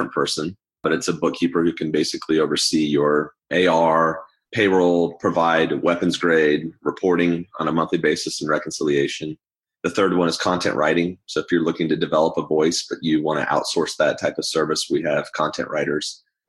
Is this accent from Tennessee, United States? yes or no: no; Missouri, United States; also born or lived in Southern California; now in Atlanta, United States; For the last 20 years, I grew up in Missouri and Southern California, went to college in Ohio, but I'm pretty much native to Atlanta at this point.